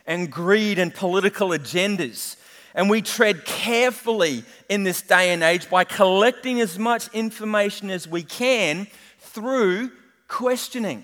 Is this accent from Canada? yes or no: no; New Zealand; moved away; I am a Kiwi